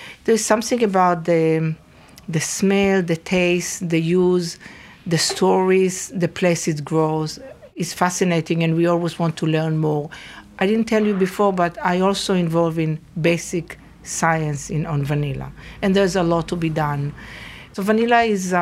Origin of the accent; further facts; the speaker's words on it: Northern District, Israel; moved away as an adult; now in United States; So I'm actually originally from Israel. So I went to Nahalal High School